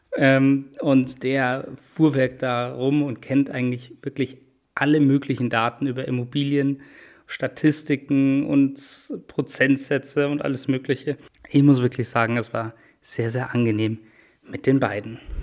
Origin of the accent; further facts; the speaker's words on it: Munich, Bavaria, Germany; Als Münchner bin ich natürlich ähm, da auch immer mit dabei mit dem FC Bayern